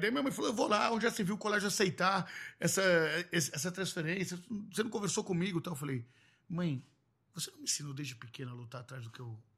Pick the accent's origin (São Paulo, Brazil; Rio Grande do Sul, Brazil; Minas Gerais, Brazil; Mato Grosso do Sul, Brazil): São Paulo, Brazil; eu sou filho de psicólogos da Vila Madalena.